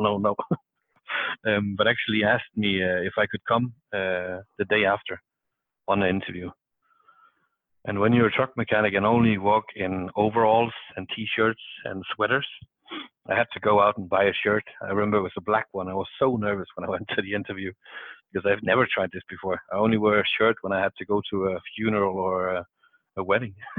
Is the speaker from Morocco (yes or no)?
no; Southern Denmark, Denmark; moved away as an adult; also born or lived in Norway / Amsterdam; I come from uh, South Denmark. I uh, grew up on a farm